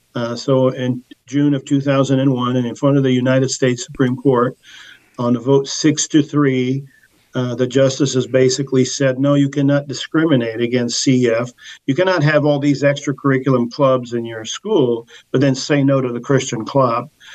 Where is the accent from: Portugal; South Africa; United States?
Portugal; moved away; I was born in Portugal